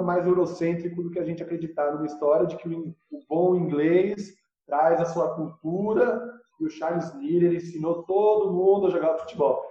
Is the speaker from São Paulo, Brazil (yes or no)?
yes; São Paulo, Brazil; now in Rio Claro, Brazil; eu estou em Rio Claro, mas eu sou de São Paulo